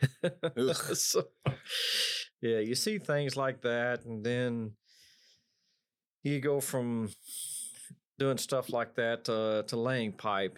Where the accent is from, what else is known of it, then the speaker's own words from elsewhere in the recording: Odessa, Texas, United States; growing up in West Texas, it's nothing but broomsticks, tumbleweeds